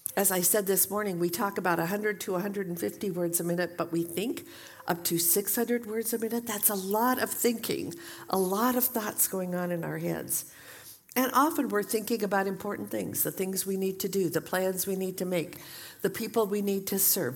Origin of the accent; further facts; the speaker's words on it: Portland, Oregon, United States; moved away as an adult; also born or lived in Saint Paul, Minnesota; we had recently moved back from Saint Paul, Minnesota to Portland, Oregon, my hometown